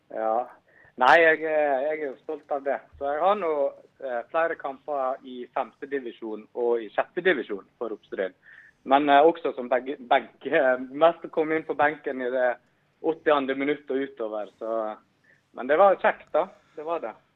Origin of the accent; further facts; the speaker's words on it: Stryn, Vestland, Norway; moved away; jeg er fra Stryn